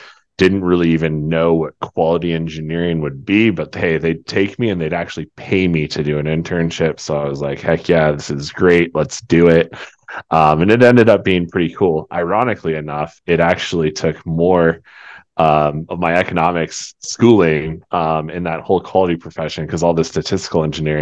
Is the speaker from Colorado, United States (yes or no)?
yes; Colorado, United States; also born or lived in Albuquerque; I'm born and raised in Colorado, one of the rare and the few